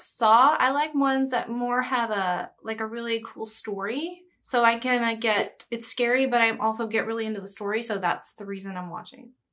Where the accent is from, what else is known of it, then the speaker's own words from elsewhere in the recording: Brookshire, Texas, United States; now in Los Angeles, United States; I say Houston, but it's Brookshire. It's, like, this tiny little small town in the Houston area